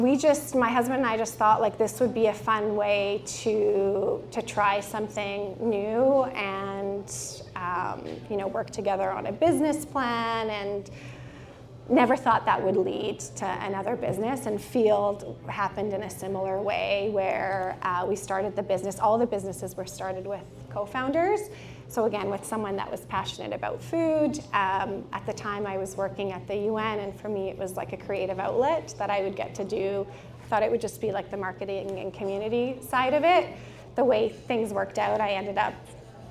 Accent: Slovakia; now in Vancouver, Canada; I'm from Slovakia, and that was like our Sunday meal, schnitzels

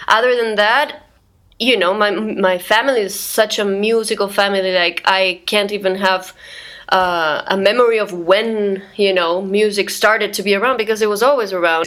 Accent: Santiago, Santiago Metropolitan Region, Chile; moved away as an adult; also born or lived in Guatemala; now in New York, United States; I am from Santiago, Chile

